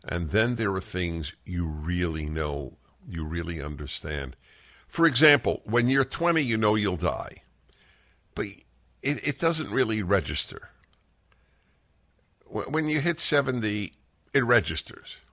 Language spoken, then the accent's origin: English; New York, United States; I'm a Jew from New York.